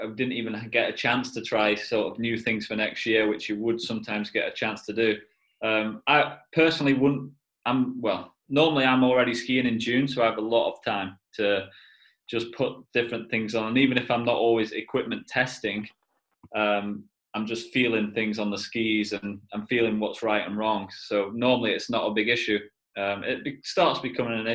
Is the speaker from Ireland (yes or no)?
no; United Kingdom; Being British